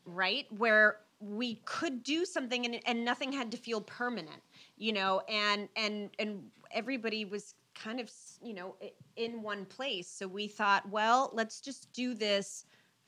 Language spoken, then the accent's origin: English; California, United States; moved away as an adult; now in Austin, United States; I'm from California and my whole family is there